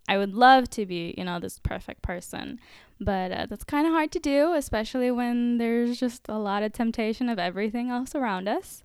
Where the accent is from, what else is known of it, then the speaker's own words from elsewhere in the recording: Orlando, Florida, United States; I was born and raised in America